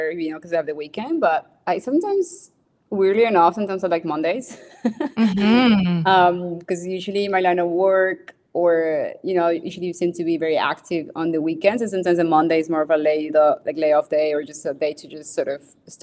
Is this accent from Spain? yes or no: no; Bogotá, Colombia; I was born in Bogota, Colombia. So that's the city, the capital city of Colombia. I grew up, so that's right in the mountains